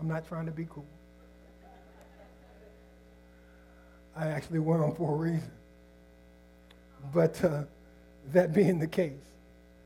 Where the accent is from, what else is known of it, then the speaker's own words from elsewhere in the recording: Nebraska, United States; I wasn't born in Indiana. I was born in Nebraska